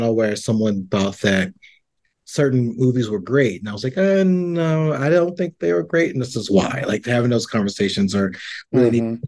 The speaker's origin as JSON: {"language": "English", "region": "the South", "country": "United States", "tie": "born or raised there", "said": "I grew up in the South."}